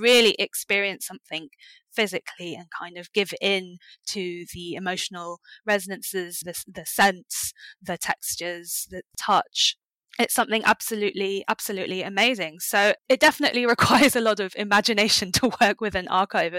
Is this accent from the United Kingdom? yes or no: yes; London, United Kingdom; I grew up in London. I'm British